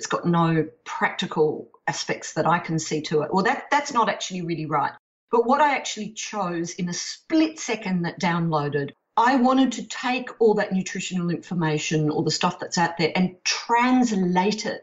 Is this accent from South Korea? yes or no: no; Perth, Western Australia, Australia; also born or lived in United States; I was born in Perth and not New Orleans